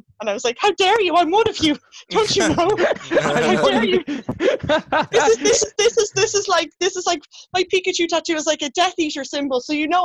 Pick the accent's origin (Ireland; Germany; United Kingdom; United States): Ireland; I'm from Ireland, I've obviously been to England a lot